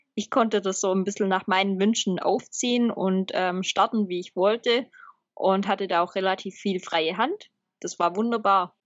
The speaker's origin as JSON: {"language": "German", "area": "Swabia", "region": "Baden-Württemberg", "country": "Germany", "said": "als Schwabe"}